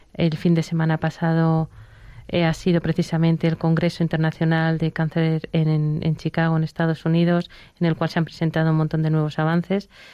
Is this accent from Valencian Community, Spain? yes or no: no; Barcelona, Catalonia, Spain; now in Madrid, Spain; yo soy de Barcelona, vivo en Madrid